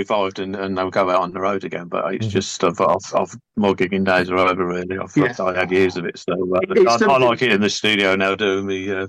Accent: Scotland, United Kingdom; I was born in Scotland, so I am Scottish

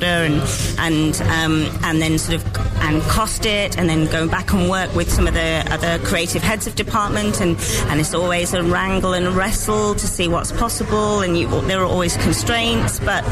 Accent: Nottingham, East Midlands, United Kingdom; I'm one of the producers, and I'm from Nottingham.

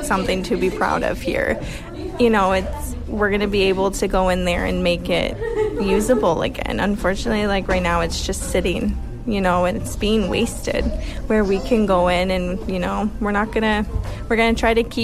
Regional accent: United States; moved away as an adult; also born or lived in Woodstock, Ontario / Kitchener, Ontario; now in Sackville, Canada; I'm actually originally from the States. So I moved here when I was like 18.

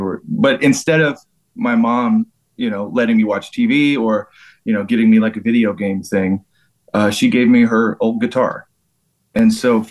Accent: Georgia, United States; I'm from Georgia in the United States

